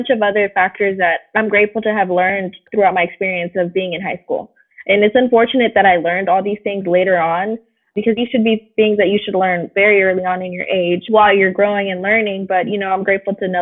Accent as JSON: {"language": "English", "town": "San Francisco", "region": "California", "country": "United States", "tie": "born or raised there", "said": "I'm born and raised in San Francisco"}